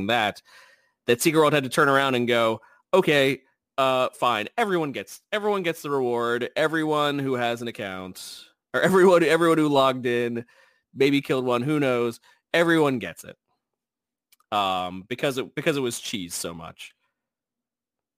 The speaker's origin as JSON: {"language": "English", "region": "New Jersey", "country": "United States", "accent": "Jersey", "said": "My Jersey accent kicking"}